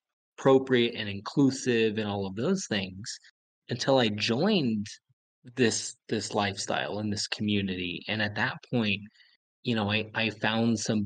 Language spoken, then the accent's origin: English; Idaho, United States; I grew up in Idaho